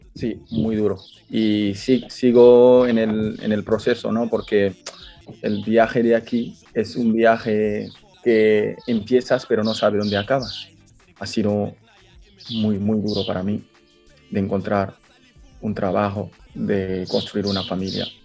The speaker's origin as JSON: {"language": "Spanish", "country": "Guinea", "moved": "as an adult", "lives_now": "Spain", "said": "yo soy de Guinea Conakry"}